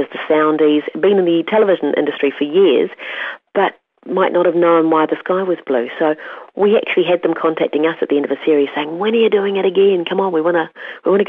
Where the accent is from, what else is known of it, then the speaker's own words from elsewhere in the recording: Kaikohe, Northland, New Zealand; As a child, growing up in Kaikoura in the far north, we had a creek running behind our house